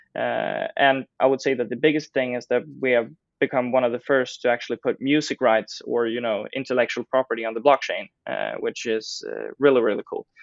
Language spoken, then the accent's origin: English; Stockholm, Stockholm County, Sweden; I grew up in Stockholm